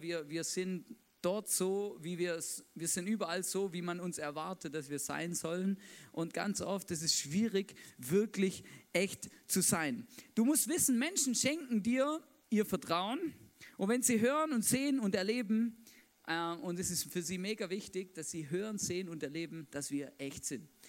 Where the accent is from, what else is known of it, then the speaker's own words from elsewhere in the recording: Swabia, Baden-Württemberg, Germany; Ich bin Schwabe, da bin ich aufgewachsen